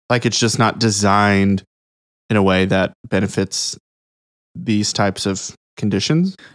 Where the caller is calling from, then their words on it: Nashville, Tennessee, United States; I'm speaking from Nashville, Tennessee.